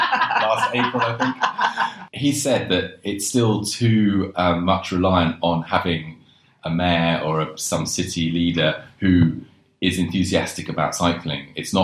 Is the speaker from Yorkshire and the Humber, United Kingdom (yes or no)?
no; London, United Kingdom; when I sort of started cycling all around London, because I grew up in London.